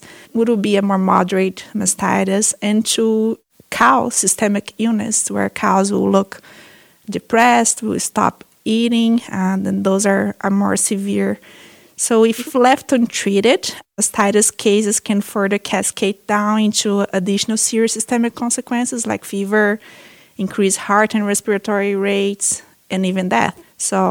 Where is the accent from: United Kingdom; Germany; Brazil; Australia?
Brazil; moved away as an adult; also born or lived in Minnesota, United States; now in United States; I'm a veterinarian from Brazil. I came to the U.S. in 2010 to do my master's and PhD